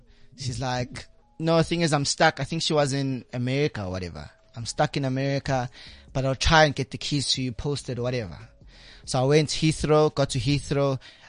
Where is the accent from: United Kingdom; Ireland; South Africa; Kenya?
South Africa; I'm from South Africa.